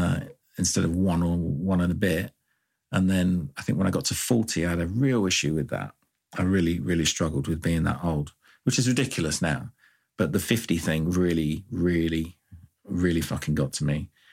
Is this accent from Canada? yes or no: no; Ireland; I mean, I grew up in Ireland for a bit of it, and I actually did have a house toilet in like the 80s.